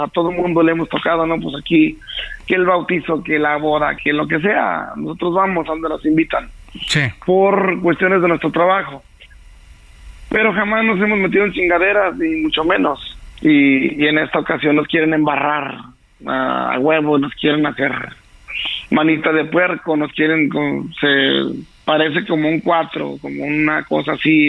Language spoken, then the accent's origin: Spanish; Jerez, Zacatecas, Mexico; also born or lived in United States; todos están aquí en, mi pueblo, en, mi estado